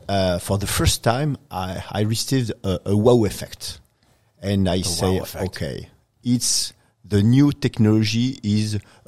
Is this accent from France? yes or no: yes; Paris, Île-de-France, France; now in Chile; I'm from France.